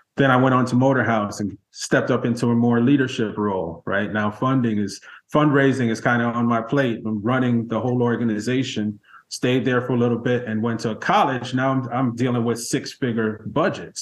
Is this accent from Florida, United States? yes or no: yes; South Florida, United States; moved away as an adult; also born or lived in Montego Bay, Jamaica / New York / Los Angeles / Baltimore; now in Washington, D.C., United States; came to this country uh, at the tender age of eight years old as an immigrant child, um, and grew up in South Florida, actually. So partly in Miami, partly in the Fort Lauderdale, Hollywood Beach area, um, and stayed there throughout high school